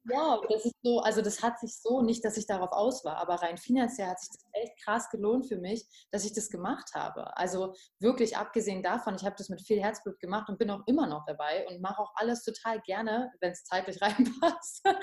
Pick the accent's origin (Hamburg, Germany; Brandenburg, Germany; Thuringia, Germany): Brandenburg, Germany; Potsdam; ich komme gebürtig aus Potsdam und ich bin da nie weg